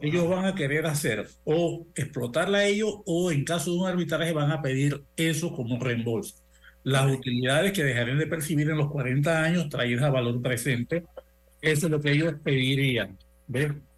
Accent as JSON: {"language": "Spanish", "country": "Panama", "tie": "born or raised there", "said": "te voy a hablar como panameño"}